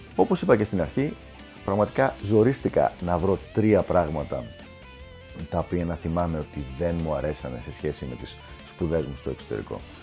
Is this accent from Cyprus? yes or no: no; Greece; moved away as an adult; also born or lived in United States; έφυγα από την Ελλάδα για να πάω στην Αμερική